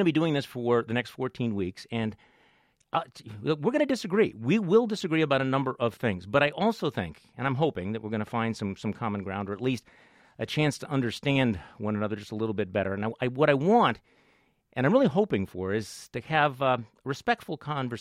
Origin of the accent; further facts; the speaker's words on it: Milwaukee, Wisconsin, United States; I'm from Milwaukee, but I'm broadcasting live here from Manhattan from the studios of WNYC